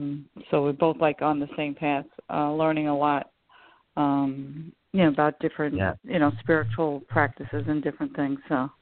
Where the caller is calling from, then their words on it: Long Island, New York, United States; Hi, James. … From Long Island.